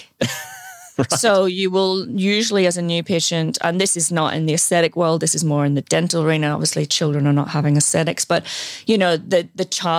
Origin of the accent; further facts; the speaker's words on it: Ireland; I did train in Queens in Belfast. I'm from Ireland. I'm one of two children.